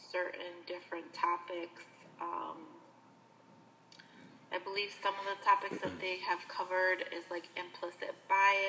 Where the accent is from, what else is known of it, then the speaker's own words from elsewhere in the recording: Aurora, United States; also born or lived in Wasco, California; I've grown up in Aurora my whole life